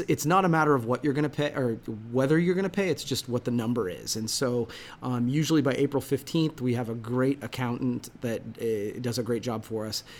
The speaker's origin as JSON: {"language": "English", "town": "Coshocton", "region": "Ohio", "country": "United States", "said": "I am from Coshocton."}